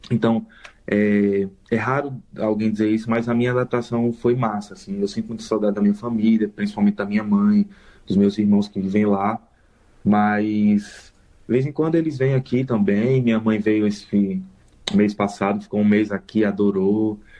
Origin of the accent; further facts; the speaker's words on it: Maceió, Alagoas, Brazil; moved away; Eu tenho outros amigos aqui de Maceió também. Então eu, eu mata um pouco da saudade do sotaque, do, do jeito da gente, assim, da nossa comunicação, da nossa convivência